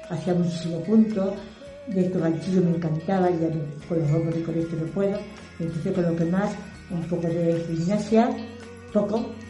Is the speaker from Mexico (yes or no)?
no; Almadén, Castilla-La Mancha, Spain; also born or lived in Ciudad Real; now in Ciudad Rodrigo, Spain; Soy de, no soy de aquí, soy de Almadén, la provincia de Ciudad Real.